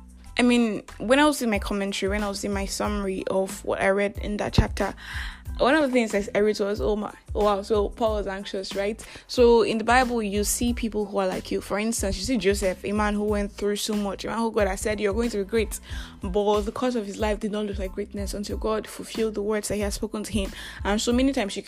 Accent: Nigeria; I'm that Nigerian Christian talkaholic

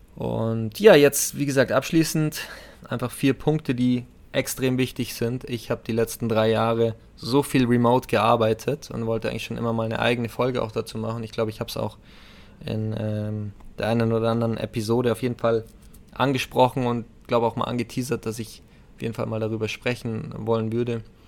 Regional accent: Bavaria, Germany; bei uns in Bayern

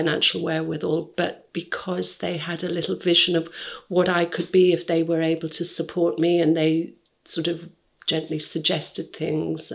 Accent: North Cotswolds, South West England, United Kingdom; I'm from the North Cotswolds. I wasn't city savvy or anything.

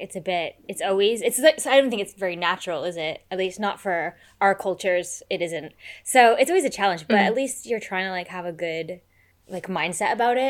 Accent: United States; moved away; I'm American.

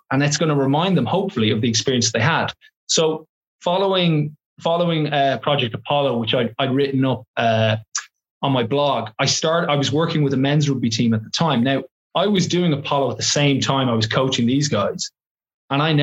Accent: Ireland; now in London, United Kingdom; as an English teacher who also happens to be Irish

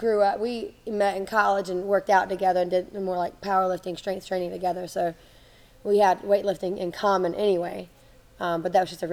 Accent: Germany; So I grew up in Germany. My parents were missionaries, so I moved there when I was 7.

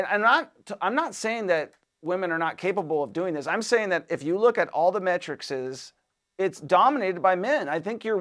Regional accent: Washington, United States; moved away; I'm from Washington State originally

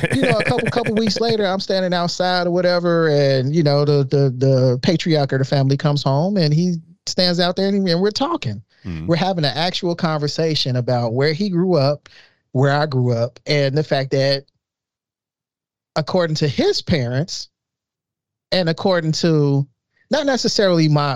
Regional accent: Chicago, Illinois, United States; I grew up in Chicago.

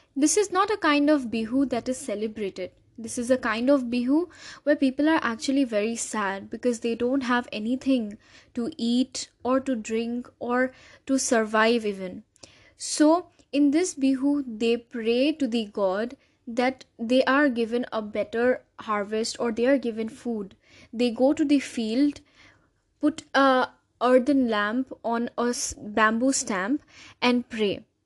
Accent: Assam, India; I'm from Assam

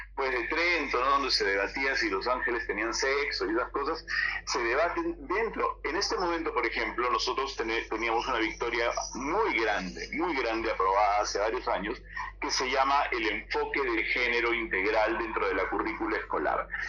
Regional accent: Peru

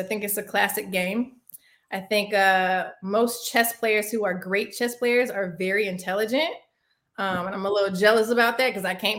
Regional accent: Los Angeles, California, United States; also born or lived in Winston-Salem; now in Atlanta, United States; So I'm originally from Los Angeles, California, but I also claim Winston-Salem as home. But I currently reside in Atlanta, Georgia.

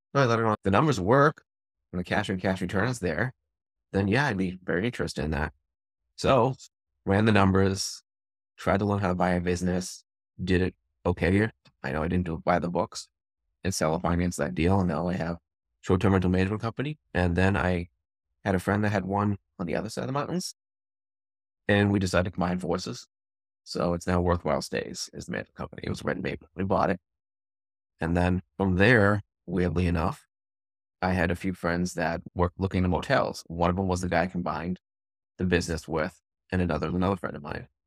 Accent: Leominster, Massachusetts, United States; also born or lived in Memphis, Tennessee / Austin / Westminster, Massachusetts; I'm from Massachusetts. I grew up in Leominster. I live in Westminster right now

